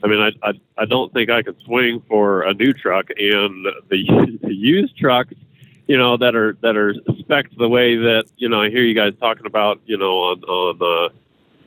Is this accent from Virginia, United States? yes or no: no; Cheyenne, Wyoming, United States; I'm from Cheyenne, Wyoming